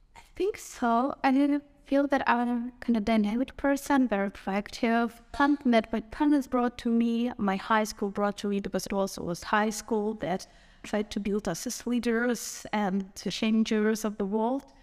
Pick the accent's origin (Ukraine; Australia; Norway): Ukraine; from Ukraine